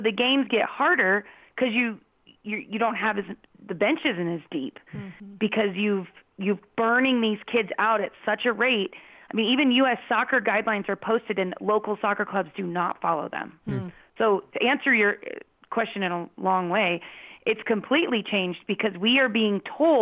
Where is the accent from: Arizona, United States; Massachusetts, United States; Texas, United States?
Arizona, United States; Phoenix; I grew up in Phoenix